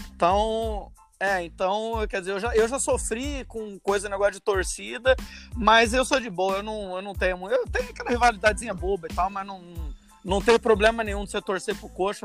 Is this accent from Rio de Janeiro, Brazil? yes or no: yes; Rio de Janeiro, Brazil; now in Iceland; eu nasci no Rio, mas minha família toda é italiana